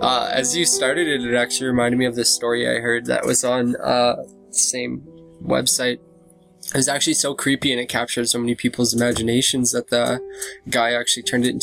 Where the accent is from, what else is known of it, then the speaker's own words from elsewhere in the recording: Humboldt, Saskatchewan, Canada; also born or lived in Calgary; And then within the first year, my parents decided to move back to Humboldt where my grandparents lived to kind of make like having their first son like a little bit easier